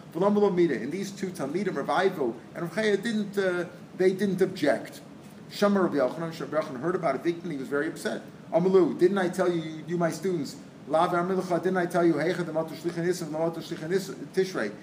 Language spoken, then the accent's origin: English; St. Louis, Missouri, United States; we grew up in St. Louis